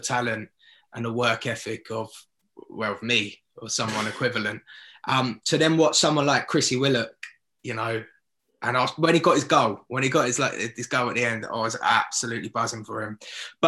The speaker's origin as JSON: {"language": "English", "town": "Southampton", "region": "South East England", "country": "United Kingdom", "tie": "born or raised there", "said": "I've spent 28 years growing up in Southampton supporting QPR"}